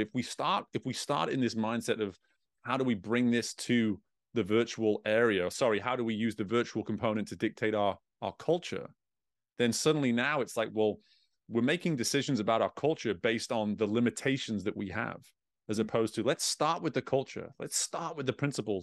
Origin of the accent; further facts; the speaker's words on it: England, United Kingdom; growing up in England, growing up in Europe